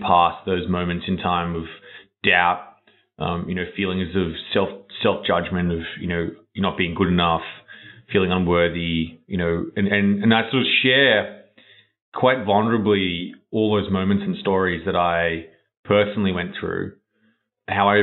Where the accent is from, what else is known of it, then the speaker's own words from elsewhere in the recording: Australia; moved away; I grew up in Australia, which is a long way away.